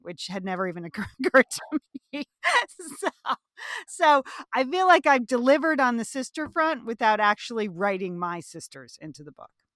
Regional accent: Southport, Connecticut, United States; I grew up in Southport, Connecticut, where the book is set

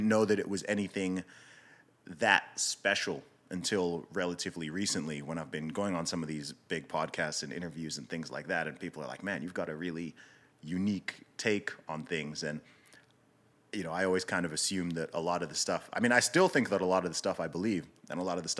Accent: Saudi Arabia; also born or lived in United Kingdom; So I was born in the UK. I grew up primarily in Saudi Arabia. My family background is from Nigeria.

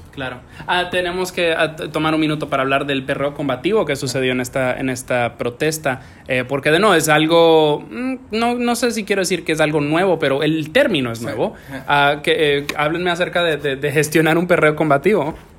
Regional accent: Santiago de los Caballeros, Santiago, Dominican Republic; moved away; yo me crié en Dominicana y cuando en Santiago

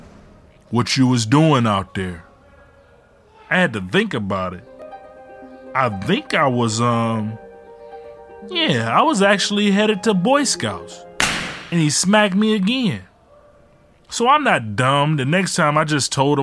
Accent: Detroit, Michigan, United States; also born or lived in Ecorse, Michigan; we moved from Detroit to Ecorse.

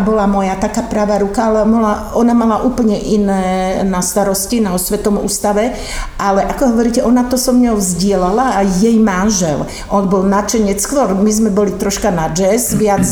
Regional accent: Ružomberok, Žilina Region, Slovakia; moved away; also born or lived in Bratislava; ja som rodáčka z Ružomberka

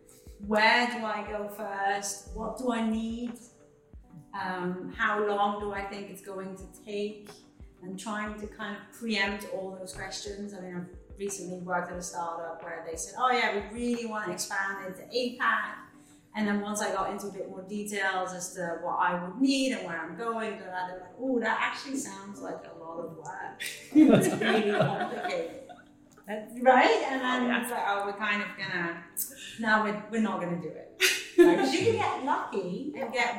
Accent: Netherlands; moved away; I'm originally from the Netherlands

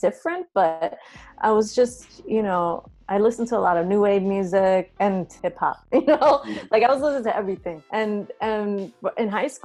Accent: New York City, New York, United States; now in California, United States; The Bronx, when I grew up, I grew up in the 70s and 80s.

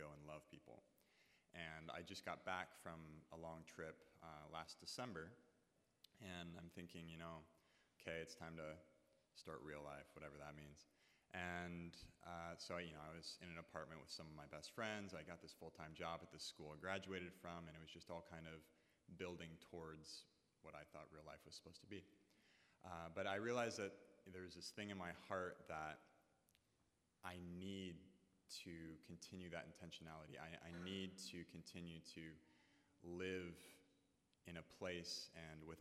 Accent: San Diego, California, United States; I'm originally from San Diego

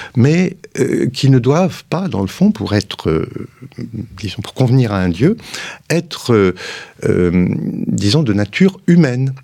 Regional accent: France; on est français et cartésien

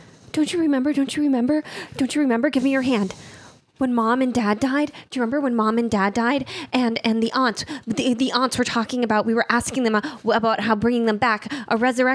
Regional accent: Boston, Massachusetts, United States; I grew up in the Boston area.

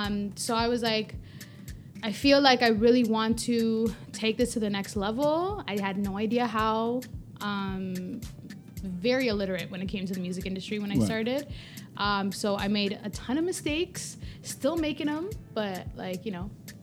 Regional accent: Toronto, Ontario, Canada; Listen, my parents weren't born here. I was born here first, okay?

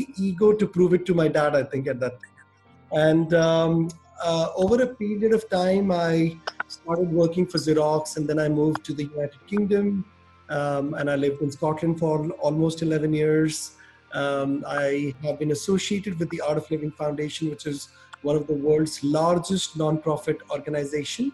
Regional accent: Orissa, Odisha, India; moved away as an adult; also born or lived in Delhi, India; now in Caribbean; I grew up in India, in a state called Orissa, which is in the east of India

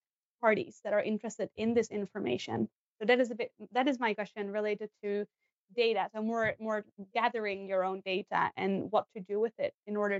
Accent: Netherlands; moved away as an adult; now in Sweden; I'm from the Netherlands, so I moved to Sweden 5 years ago

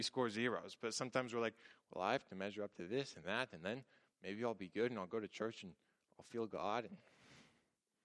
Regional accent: Tacoma, Washington, United States; I grew up in Tacoma

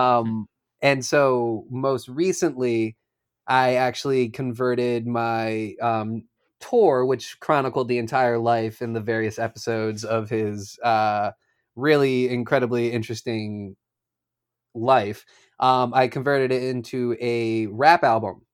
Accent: Philadelphia, Pennsylvania, United States; I grew up in Philadelphia

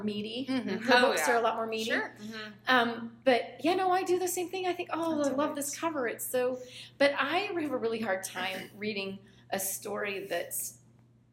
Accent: California, United States; Growing up in California, I spent my summers either at the pool or in the hammock in our backyard reading

